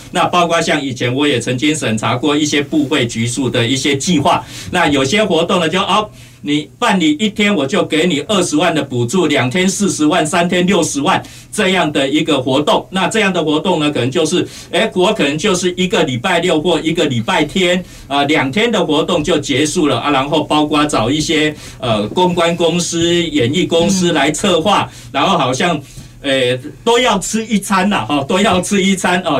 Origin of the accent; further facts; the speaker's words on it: Kaohsiung, Taiwan; 让我们高雄人非常有光荣感的